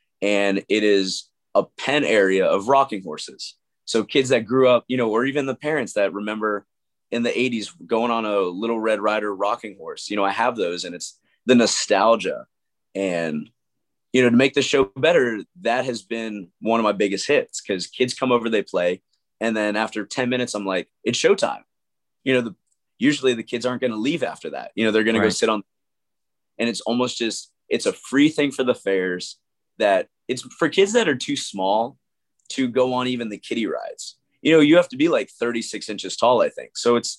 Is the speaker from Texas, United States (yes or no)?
yes; Texas, United States; I was born in Texas, lived in Texas, but we were on the road all the time.